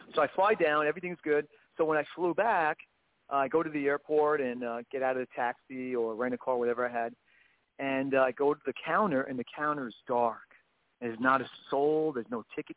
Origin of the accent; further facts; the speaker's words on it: New York City, New York, United States; I'm originally from New York City. Born in Brooklyn.